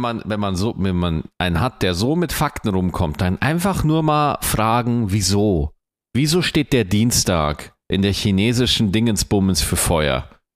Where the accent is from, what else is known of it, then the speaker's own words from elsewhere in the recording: Germany; bei uns in Deutschland